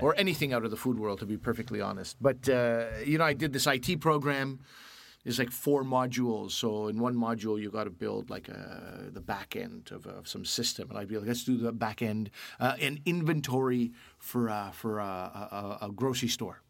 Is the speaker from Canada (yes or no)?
yes; Canada; also born or lived in Pakistan (family); I'm Canadian.